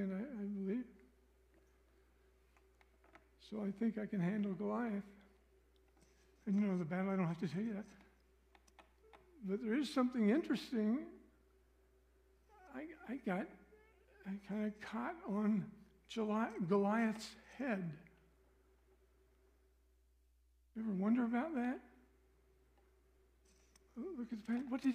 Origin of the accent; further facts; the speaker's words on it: Missouri, United States; I'm from Missouri